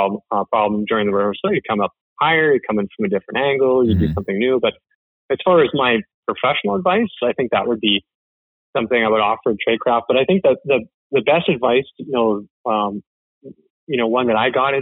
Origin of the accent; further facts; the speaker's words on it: Canada; I'm the Canadian that does not watch hockey